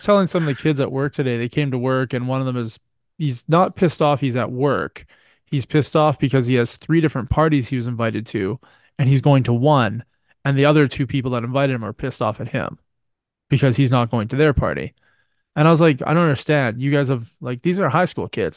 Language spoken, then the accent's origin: English; Canada; I am Canadian